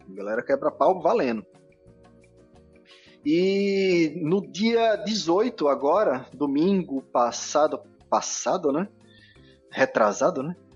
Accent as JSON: {"language": "Portuguese", "area": "Afogados", "region": "Pernambuco", "country": "Brazil", "tie": "born or raised there", "also_born_or_lived": "Recife", "said": "Afogados tá é lá no assim, interior, sacou? É, eu nasci em Afogados"}